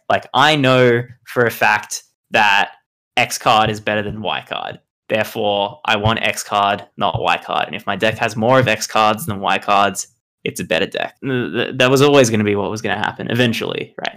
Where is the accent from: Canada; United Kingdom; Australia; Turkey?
Australia; I'm from Australia, not New Zealand.